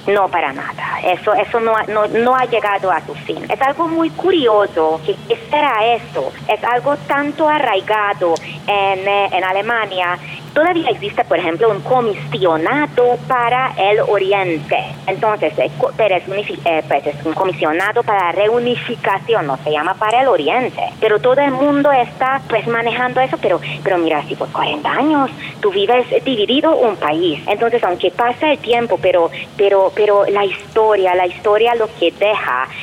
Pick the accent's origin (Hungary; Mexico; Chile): Hungary; moved away as an adult; vengo de Hungría y tengo 45 años